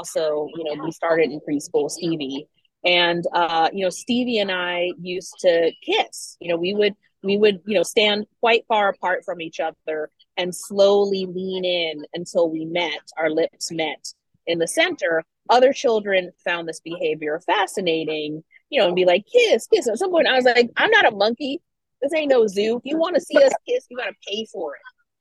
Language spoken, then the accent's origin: English; Washington, District of Columbia, United States; I grew up in the DC area